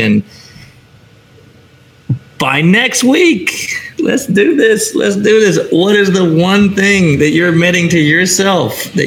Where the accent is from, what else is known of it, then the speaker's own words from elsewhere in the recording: Chicago, Illinois, United States; moved away as an adult; now in San Diego, United States; I live in a community that's 75 to 82 degrees year round. I'm from Chicago, still wearing my Bears hat